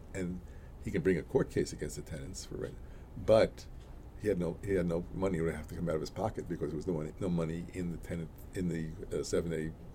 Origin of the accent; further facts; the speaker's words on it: New York City, New York, United States; also born or lived in Boston / Williamsburg, Brooklyn; my my block, Alabama Avenue in East New York. Uh, was like a little village.